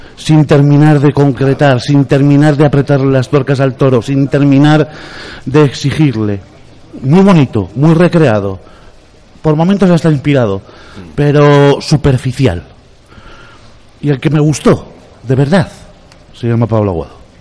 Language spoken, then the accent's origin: Spanish; Biscay, Basque Country, Spain; yo que soy vizcaíno